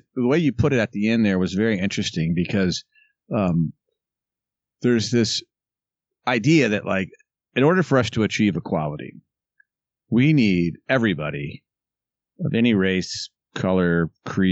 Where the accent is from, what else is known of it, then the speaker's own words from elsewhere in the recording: the South, United States; I was raised in the South in an incredibly progressive family